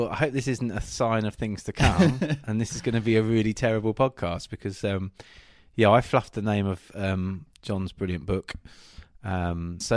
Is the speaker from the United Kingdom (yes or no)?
yes; Kent, South East England, United Kingdom; I grew up in Kent.